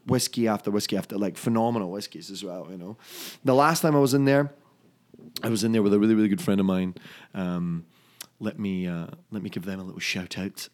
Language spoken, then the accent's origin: English; Dunfermline, Scotland, United Kingdom; my hometown in Scotland of Dunfermline